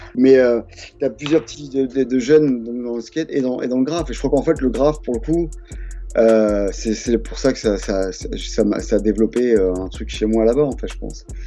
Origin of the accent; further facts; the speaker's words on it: France; moved away as an adult; also born or lived in United States / Sacramento, California / Montpellier / Paris; now in New York, United States; je suis franco-américain, donc je suis mmh. né aux États-Unis, mais j'ai grandi en France